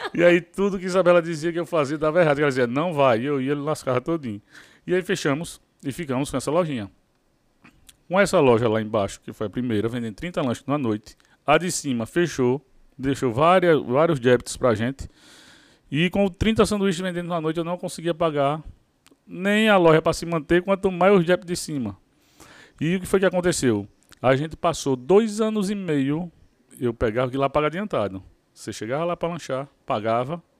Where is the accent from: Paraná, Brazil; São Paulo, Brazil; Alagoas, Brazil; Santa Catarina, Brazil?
Alagoas, Brazil; Maceió; sou lá de Maceió, Alagoas.